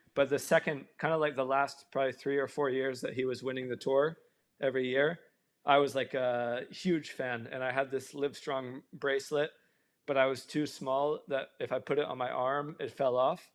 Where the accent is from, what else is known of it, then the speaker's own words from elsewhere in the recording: Tennessee, United States; moved away; where I grew up specifically in Tennessee